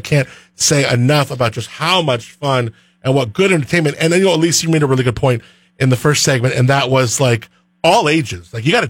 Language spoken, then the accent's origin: English; northern LA County, Southern California, United States; moved away; I grew up in Southern California in like the northern part of LA County. So I was near like Thousand Oaks.